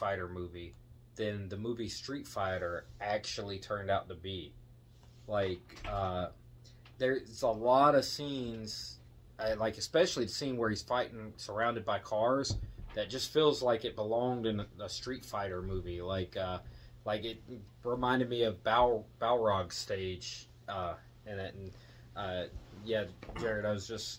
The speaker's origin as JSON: {"language": "English", "town": "Wilmington", "region": "North Carolina", "country": "United States", "said": "we're from North Carolina, so. Yeah, Wilmington, North Carolina"}